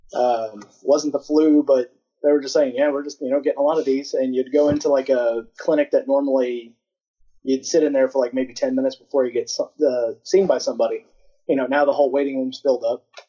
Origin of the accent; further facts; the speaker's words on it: Council Bluffs, Iowa, United States; moved away; also born or lived in Omaha, Nebraska; as a little kid, I was born in Omaha, Nebraska, lived in uh, Council Bluffs, Iowa